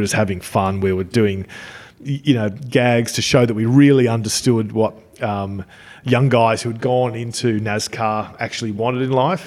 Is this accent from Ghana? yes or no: no; Australia; I'm from Australia